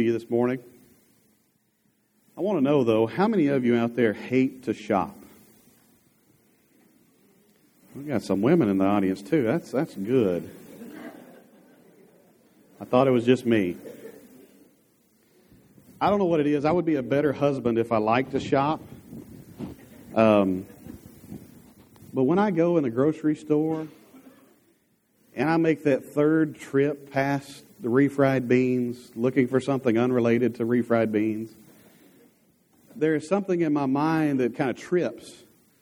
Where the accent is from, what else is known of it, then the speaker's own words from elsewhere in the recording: Dierks, Arkansas, United States; growing up in Derrick's